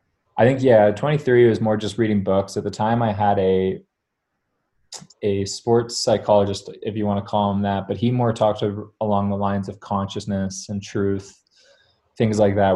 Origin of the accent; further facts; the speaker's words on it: Greenwich, Connecticut, United States; born there; I was born in Greenwich, Connecticut.